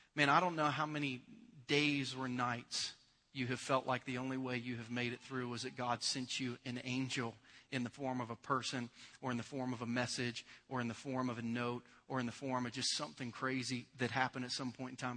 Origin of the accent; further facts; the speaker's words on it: United States; as an American